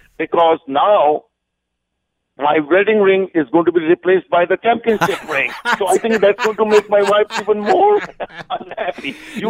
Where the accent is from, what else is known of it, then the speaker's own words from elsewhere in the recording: Canada; And you know, when I'm a Canadian, so when somebody goes low, I go high.